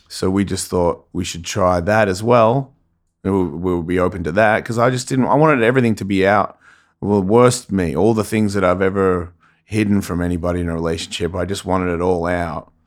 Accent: Melbourne, Victoria, Australia; Melbourne, Australia is where I grew up

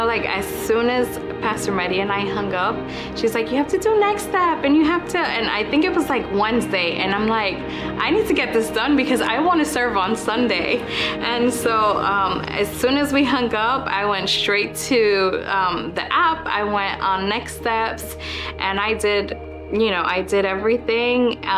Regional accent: New Jersey, United States; moved away as an adult; I had just moved here and I was living with my sister. I came from New Jersey and she had a newborn baby

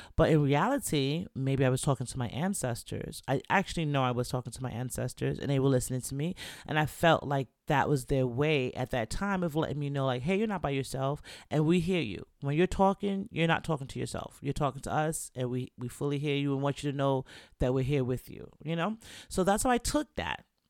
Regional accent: New York, United States; moved away; also born or lived in Jamaica / Florida / Virginia; I'm from New York

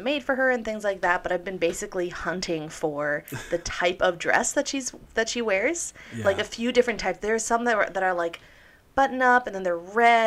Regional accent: Midwest, United States; We are in the from the Midwest.

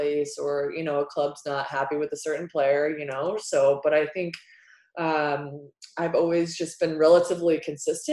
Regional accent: United States; as an American athlete

